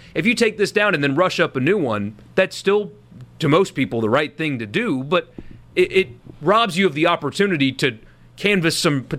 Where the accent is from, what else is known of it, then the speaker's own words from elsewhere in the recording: South Carolina, United States; moved away as an adult; I grew up in South Carolina. I haven't lived there in 10 years.